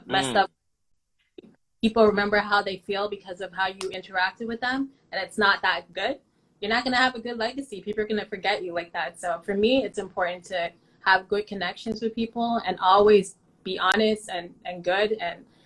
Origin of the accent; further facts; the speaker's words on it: Toronto, Ontario, Canada; Saying Jane and Finch really came with a stigma